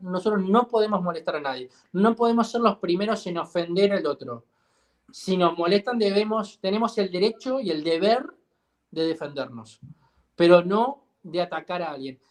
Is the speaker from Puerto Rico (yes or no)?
no; Uruguay